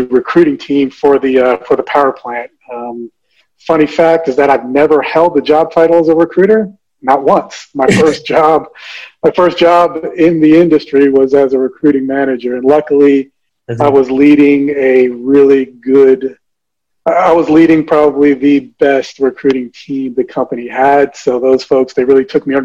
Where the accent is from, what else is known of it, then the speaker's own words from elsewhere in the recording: New Jersey, United States; born in New Jersey, the youngest of five. My family's from the Dominican Republic